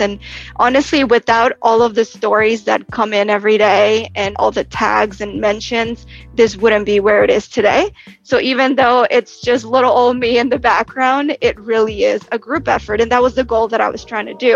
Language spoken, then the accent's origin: English; Texas, United States; moved away as an adult; now in New York, United States; I'm originally from Texas, moved to New York after graduating college